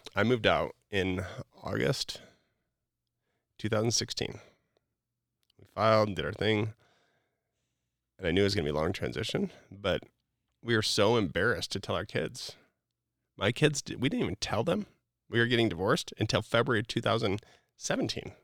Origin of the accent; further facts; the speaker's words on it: Wisconsin, United States; moved away; also born or lived in Utah; I grew up in Wisconsin, like, just living my normal life and being what I felt like was kind of balanced to moving to Utah